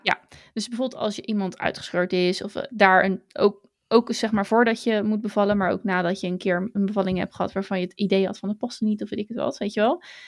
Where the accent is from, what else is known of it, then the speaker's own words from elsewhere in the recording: Hazerswoude-Dorp, South Holland, Netherlands; Want ja, ik kom niet uit Zoetermeer. Ik kom uit Hazerswoude dorp.